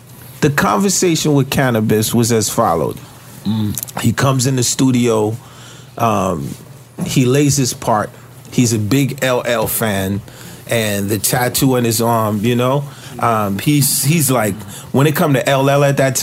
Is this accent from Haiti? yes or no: yes; Haiti; moved away; I grow up as a Caribbean youth. We're very strong where I come from